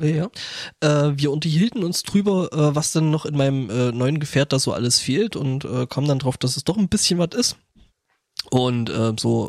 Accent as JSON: {"language": "German", "country": "Germany", "said": "bei uns in Deutschland"}